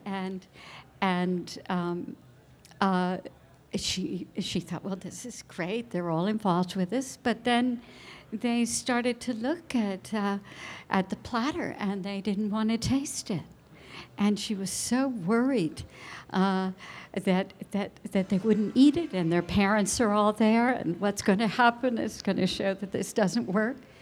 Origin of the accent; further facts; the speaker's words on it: New Jersey, United States; now in California, United States; growing up in New Jersey